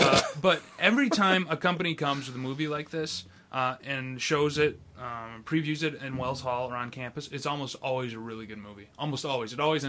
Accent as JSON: {"language": "English", "country": "Brazil", "said": "Brazil, great, I'm from Brazil, and then Brazilians against this movie."}